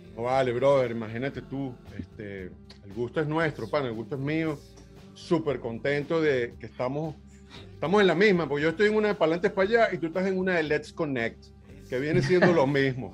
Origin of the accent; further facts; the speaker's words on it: Venezuela; moved away; somos millones los venezolanos que hemos tenido que decir, ¿sabes qué? Para adelante es para allá, me voy